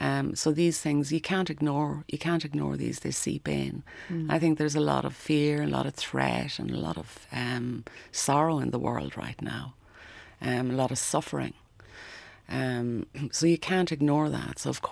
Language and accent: English; Leinster, Ireland; So yeah, Offaly, but I was brought up in Offaly. So Offaly does have, you know, I spent 17 years there, but not, I never really felt I was from Offaly, if that makes sense.